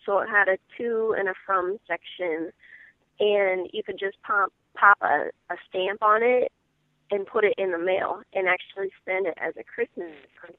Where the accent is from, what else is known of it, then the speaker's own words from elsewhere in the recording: Iowa, United States; moved away; I'm from Iowa originally